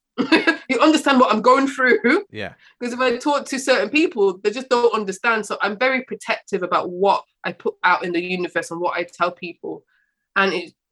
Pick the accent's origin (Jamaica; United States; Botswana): Jamaica; as a black woman or you know Africa being Jamaican